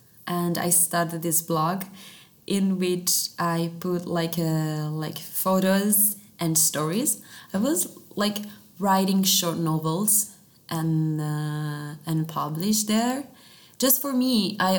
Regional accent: Italy; first language Italian; English is a second language; Italian, and I discovered that actually in Italian it's so much better for me, of course, because it's my mother tongue.

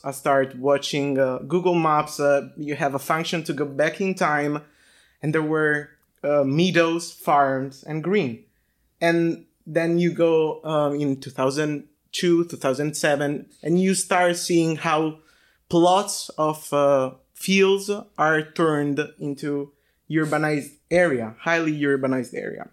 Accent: Tuscany, Italy; moved away as an adult; I come from Italy, uh, from a, a countryside of a small town. in Tuscany

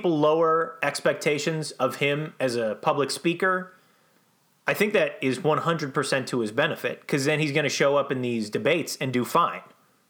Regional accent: Minnesota, United States; moved away as an adult; I'm from Minnesota

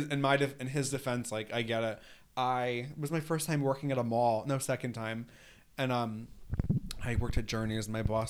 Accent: Putnam Valley, New York, United States; accent: New York; Okay, so Vinny and I grew up in the same area. I grew up in a town called Putnam Valley.

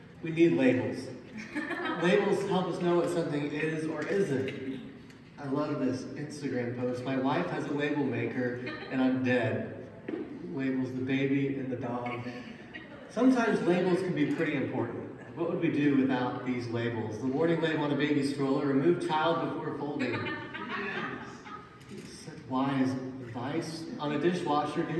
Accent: Little Rock, Arkansas, United States; I was born in Little Rock, Arkansas.

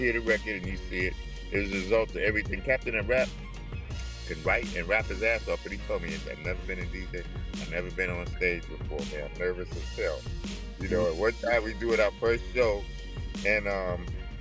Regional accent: New York, United States; now in Los Angeles, United States; I'm from New York, from Harlem. And we both end up out here

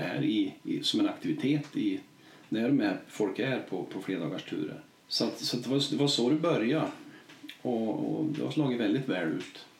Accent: Vemdalen, Jämtland, Sweden; jag är från Vemdalen och bor här

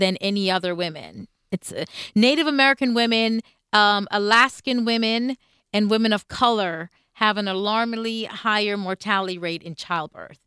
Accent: Jamaica; moved away; I'm coming from Jamaica where it's a, a predominantly black country

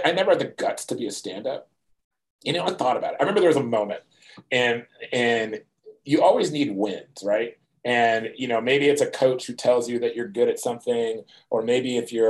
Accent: outside of Philadelphia, Pennsylvania, United States; moved away as an adult; also born or lived in Providence, Rhode Island; I grew up outside of Philadelphia for the most part

